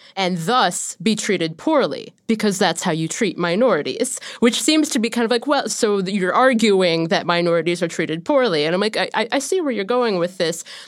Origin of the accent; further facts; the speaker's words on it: Ohio, United States; growing up in Ohio